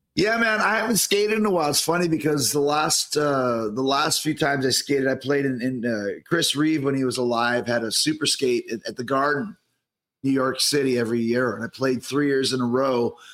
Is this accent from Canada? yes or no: yes; Winnipeg, Manitoba, Canada; moved away; it's my hometown